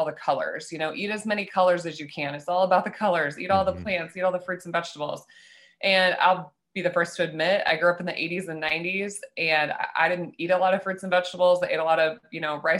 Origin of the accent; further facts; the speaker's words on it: Nebraska, United States; I grew up in Nebraska as a young girl